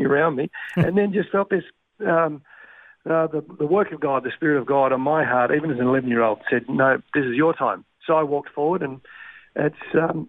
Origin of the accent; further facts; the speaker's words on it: Armidale, New South Wales, Australia; also born or lived in Gunnedah, New South Wales / Tambar Springs, New South Wales; I moved from Gunnedah, Tambar Springs when I was seven up to Armidale. So, passed through Tamworth on the way to Armidale, and I grew up most of my kind of teenage high school years in Armidale.